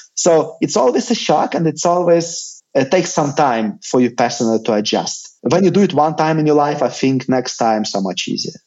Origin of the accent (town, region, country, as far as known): Lithuania